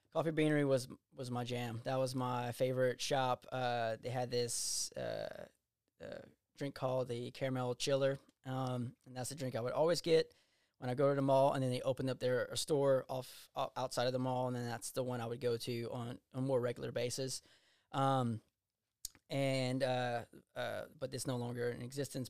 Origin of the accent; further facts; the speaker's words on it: Eunice, Louisiana, United States; I grew up in Eunice